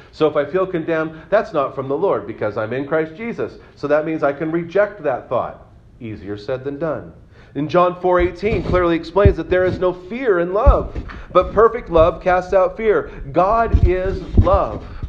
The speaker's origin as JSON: {"language": "English", "town": "Santa Cruz", "region": "California", "country": "United States", "tie": "born or raised there", "moved": "yes", "said": "I was born in Santa Cruz"}